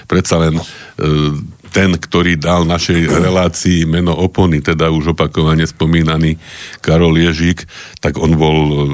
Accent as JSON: {"language": "Slovak", "town": "Trnava", "region": "Trnava Region", "country": "Slovakia", "said": "však viete, že ja som Trnavčan, no, mm-hmm. dušou. No a Trnava vyhrala ten pohár"}